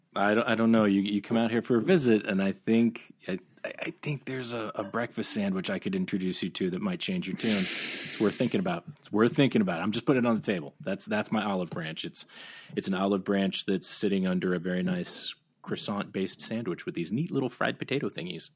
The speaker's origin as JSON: {"language": "English", "region": "Ohio", "country": "United States", "tie": "born or raised there", "moved": "as an adult", "said": "My, my little family has picked up and moved back to my hometown"}